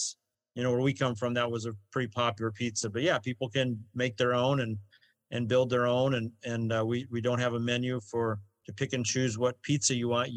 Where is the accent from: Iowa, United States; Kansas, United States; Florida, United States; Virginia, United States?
Iowa, United States; moved away; we're from Iowa